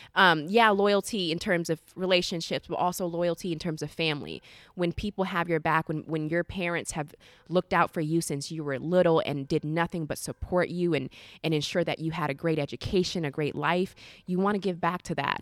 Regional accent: Orlando, Florida, United States; moved away as an adult; now in Sacramento, United States; I grew up in the South

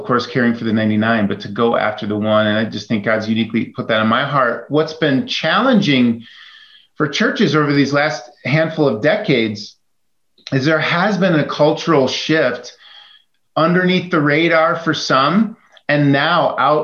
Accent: Chicago, Illinois, United States; I grew up in the Chicago area

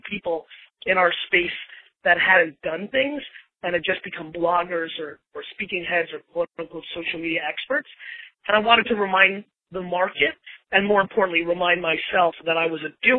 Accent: Belarus; now in United States; I was born in Belarus in the former Soviet Union.

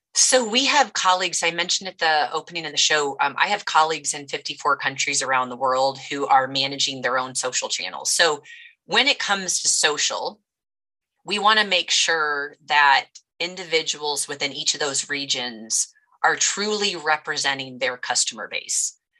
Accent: United States; I grew up here in the Quad Cities, which is home to John Deere.

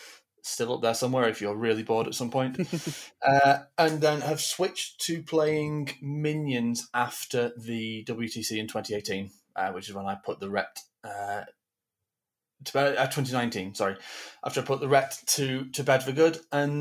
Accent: Manchester, North West England, United Kingdom; I'm from Manchester, north of the UK.

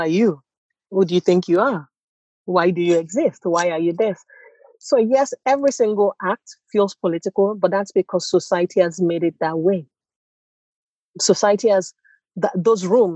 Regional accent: Nigeria; accent: Nigerian; moved away as an adult; also born or lived in United States; now in Stockholm, Sweden; my accent is very Nigerian, and I grew up in Nigeria.

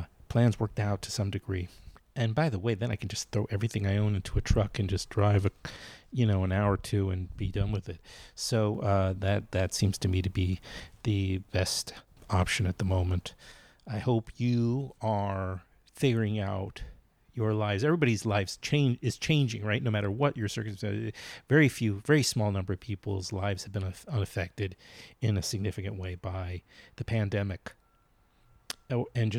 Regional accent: New York City, New York, United States; moved away; I've been temporarily in Queens, back in Queens in my hometown, where my dad was living until he died recently

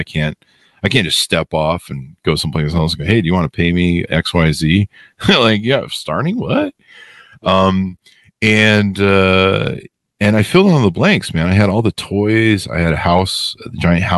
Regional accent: Los Angeles, California, United States; I was born and raised in Hollywood.

